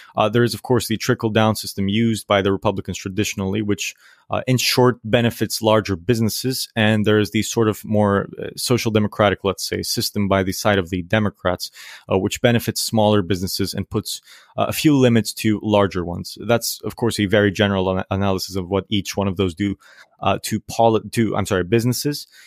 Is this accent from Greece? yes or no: yes; Greece; I am from Greece.